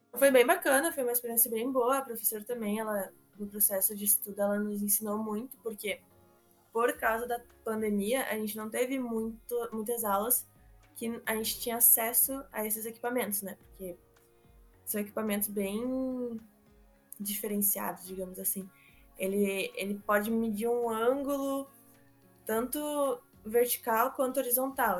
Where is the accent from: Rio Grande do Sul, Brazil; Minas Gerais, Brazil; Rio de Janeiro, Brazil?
Rio Grande do Sul, Brazil; Portão; Eu sou aqui de Voti